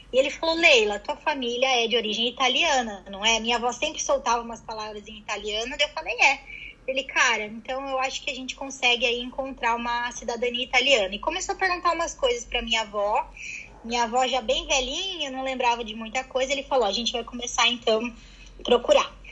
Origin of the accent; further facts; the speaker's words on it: São Paulo, Brazil; now in London, United Kingdom; e eu sou de São Paulo